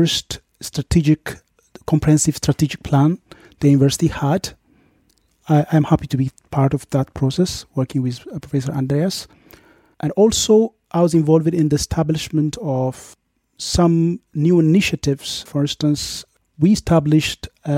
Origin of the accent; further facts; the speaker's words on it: Dilla, South Ethiopia Regional State, Ethiopia; also born or lived in Yirgacheffe / Miami / Austria; I was born in Yirgacheffe and grew up in a nearby town, Dilla, which is the main administrative